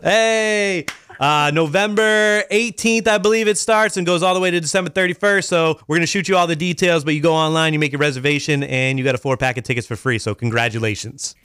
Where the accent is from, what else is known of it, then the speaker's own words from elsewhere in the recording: Boston, Massachusetts, United States; also born or lived in Los Angeles; now in Maine, United States; I was, like, the one Irish kid in the crew from Boston